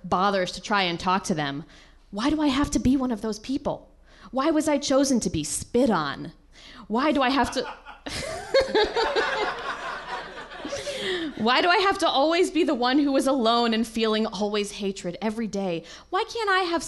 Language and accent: English; Guilford, Connecticut, United States; now in Los Angeles, United States; I grew up in Guilford, Connecticut